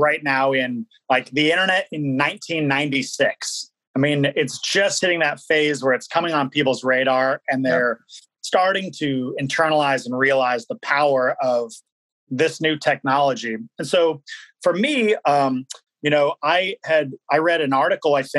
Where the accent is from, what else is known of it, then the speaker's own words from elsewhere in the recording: Kirkland, Washington, United States; also born or lived in Boston; I grew up over in Wanita. It's like just north of Kirkland, outside of Seattle